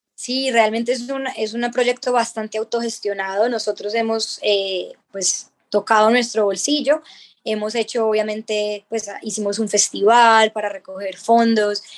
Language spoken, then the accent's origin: Spanish; Colombia; nosotros mismos como colombianos